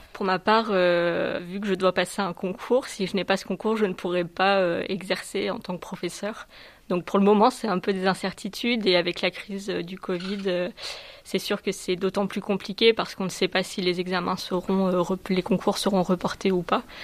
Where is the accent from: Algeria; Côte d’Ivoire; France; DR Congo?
France; southern France; moved away; Je suis originaire du sud de la France